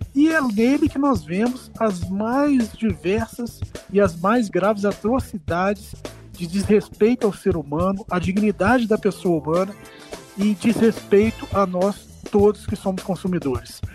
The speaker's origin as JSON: {"language": "Portuguese", "town": "Juiz de Fora", "region": "Minas Gerais", "country": "Brazil", "tie": "born or raised there", "also_born_or_lived": "Rio de Janeiro", "lives_now": "Belo Horizonte, Brazil", "said": "eu sou nascido lá na cidade do Rio de Janeiro, mas fui criado na nossa mineira Juiz de Fora"}